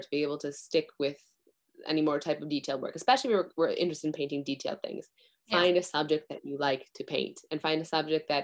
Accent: Midwest, United States; moved away as an adult; now in Japan; growing up in the Midwest in the US

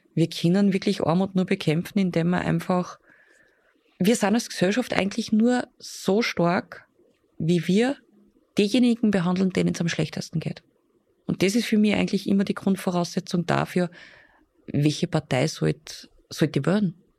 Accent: Upper Austria, Austria; bei uns in Oberösterreich

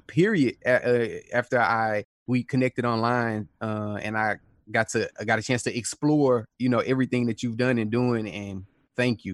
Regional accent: Houston, Texas, United States; So, I was born in Houston, Texas. I'm from Houston, Texas, a neighborhood called South Park.

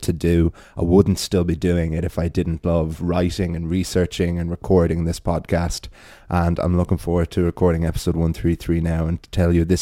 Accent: Wicklow, County Wicklow, Ireland; Wicklow Town, my hometown

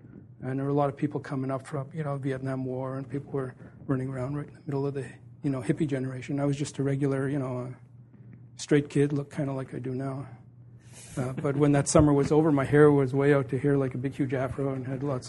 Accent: Montreal, Quebec, Canada; I grew up in Montreal, and which was a wonderful place to grow up.

